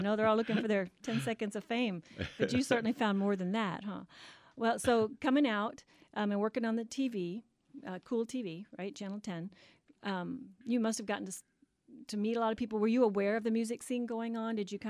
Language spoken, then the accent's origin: English; Memphis, Tennessee, United States; now in Arizona, United States; I'm originally from Memphis